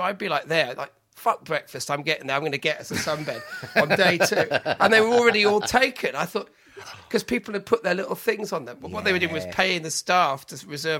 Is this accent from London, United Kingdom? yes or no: no; Solva, Wales, United Kingdom; When I was growing up in Wales, in Pembrokeshire, I was brought up in sunny Solva.